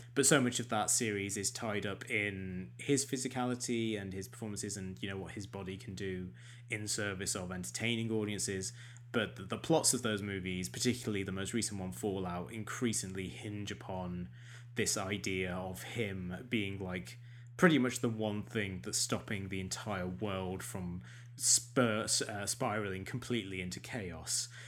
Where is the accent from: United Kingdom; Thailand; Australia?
United Kingdom; England; we're both English